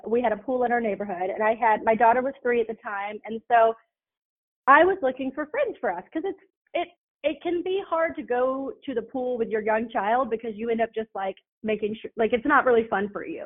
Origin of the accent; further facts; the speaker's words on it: Atlanta, Georgia, United States; also born or lived in Augusta, Georgia / Florida; now in Chattanooga, United States; I grew up in Atlanta